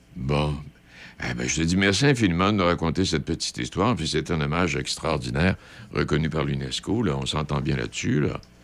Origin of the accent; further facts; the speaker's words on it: Quebec, Canada; chez nous au Québec